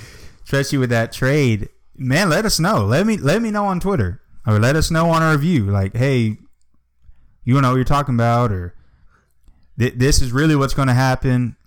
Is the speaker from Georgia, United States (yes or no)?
yes; Atlanta, Georgia, United States; growing up in Atlanta